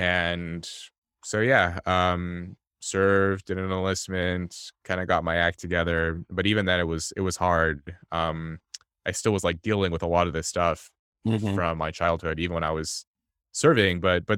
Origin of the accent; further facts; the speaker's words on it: Los Angeles, California, United States; I was born in Los Angeles into poverty to my mother, who was an immigrant from South Korea.